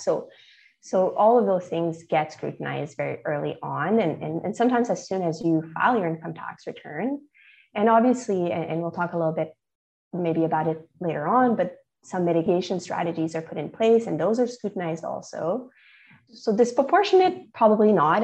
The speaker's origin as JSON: {"language": "English", "country": "Canada", "said": "I'm Canadian"}